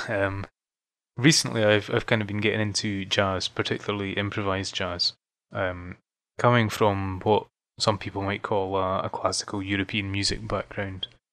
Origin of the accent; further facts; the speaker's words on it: Fife, Scotland, United Kingdom; moved away as an adult; now in Edinburgh, United Kingdom; I'm from Scotland. Um, originally from a small region called Fife, uh, but I moved to Edinburgh, the capital, probably about seven years